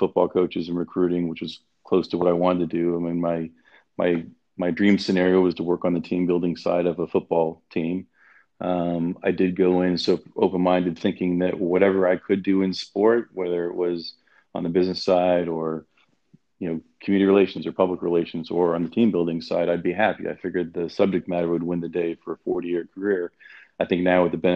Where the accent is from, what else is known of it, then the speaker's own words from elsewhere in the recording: Toronto, Ontario, Canada; moved away as an adult; also born or lived in Athens, Ohio / New York; now in United States; growing up in Toronto